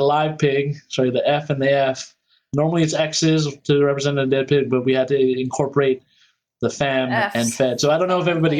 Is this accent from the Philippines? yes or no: yes; Philippines; both CC and myself, we're both Filipino. So that's a part of it.